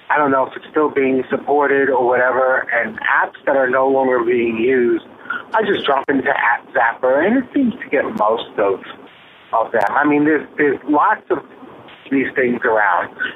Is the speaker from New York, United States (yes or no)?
yes; Brooklyn, New York, United States; I am still from Brooklyn, even though I don't live there anymore.